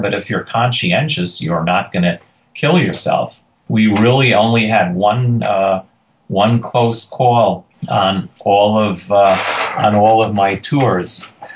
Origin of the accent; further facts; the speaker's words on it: New York City, New York, United States; I grew up in Queens and New York City